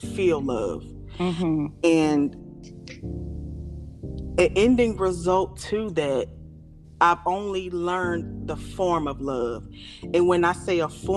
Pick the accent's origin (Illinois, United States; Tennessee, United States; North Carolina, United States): North Carolina, United States; Raleigh; now in Apex, United States; I'm from Raleigh, North Carolina. I currently reside in Apex, North Carolina